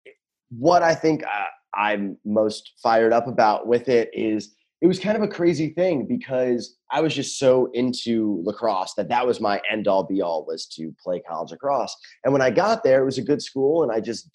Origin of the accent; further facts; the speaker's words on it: New York, United States; moved away as an adult; also born or lived in Philadelphia; now in California, United States; I grew up in New York